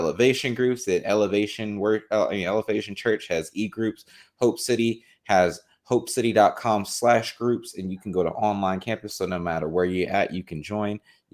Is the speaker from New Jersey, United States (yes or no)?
yes; New Jersey, United States; I'm from Jersey